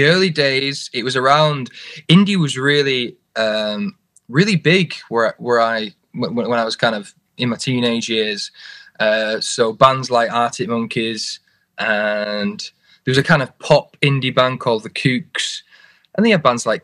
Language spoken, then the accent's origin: English; Oldham, North West England, United Kingdom; in Oldham, which is kind of part of the borough of Manchester.